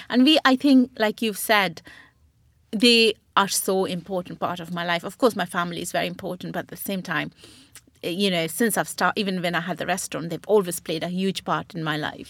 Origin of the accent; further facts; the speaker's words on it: Burnpur, West Bengal, India; moved away as an adult; now in United Kingdom; I was born in West Bengal in Burnpur